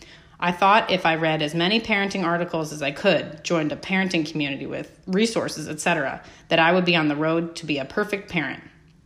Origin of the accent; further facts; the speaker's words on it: New Jersey, United States; I'm originally born and raised in New Jersey, but I've lived in the Midwest for almost as much time as I have spent in Jersey. Before you ask, I have never had what people refer to as a Jersey accent.